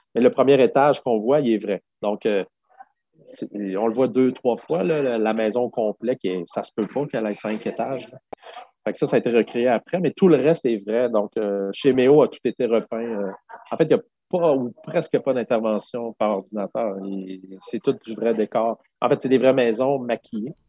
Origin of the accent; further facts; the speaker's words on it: Quebec City, Quebec, Canada; first language French; je viens de Québec, j'ai un, un, anglais pourri